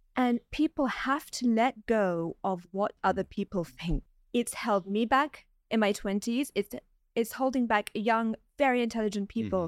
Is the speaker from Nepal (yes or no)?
no; London, United Kingdom; moved away as an adult; now in Dubai, United Arab Emirates; I was born and raised in London and I was educated there